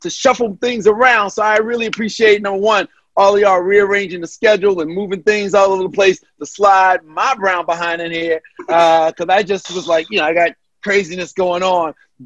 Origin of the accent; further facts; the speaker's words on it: Baltimore, Maryland, United States; moved away; also born or lived in Orlando, Florida; I'm from Baltimore